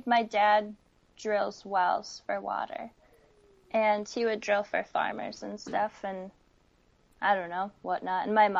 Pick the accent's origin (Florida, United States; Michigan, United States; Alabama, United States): Michigan, United States; now in Portland, United States; I am from Michigan, so I'm not, like, really smart when it comes to those things. I mean, the most we get there is a blizzard